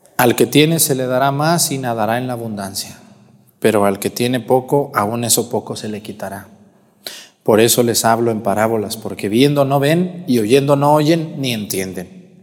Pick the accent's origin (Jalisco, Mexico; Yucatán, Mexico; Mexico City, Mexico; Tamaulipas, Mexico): Jalisco, Mexico; Guadalajara; moved away; Guadalajara, allá en mi tierra